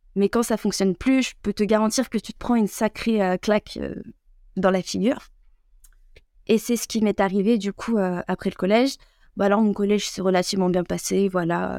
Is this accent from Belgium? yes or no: no; France; also born or lived in Algeria (ancestry); je suis française